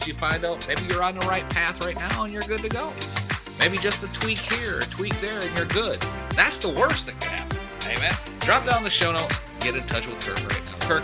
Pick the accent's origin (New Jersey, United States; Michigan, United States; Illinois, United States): Michigan, United States; I was born and raised up in Michigan